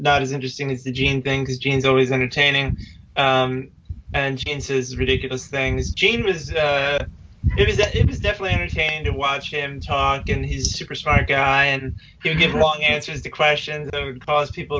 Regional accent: Philadelphia, Pennsylvania, United States; Philadelphia, PA

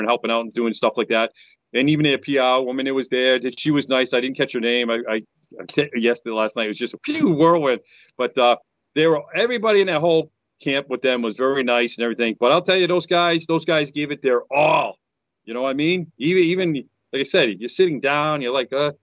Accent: New England, United States; I'm from New England

